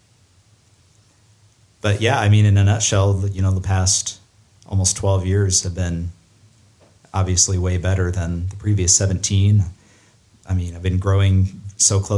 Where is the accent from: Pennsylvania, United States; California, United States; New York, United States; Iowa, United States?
Iowa, United States; Ankeny; also born or lived in Kalamazoo, Michigan; Then we moved to Iowa, Ankeny, Iowa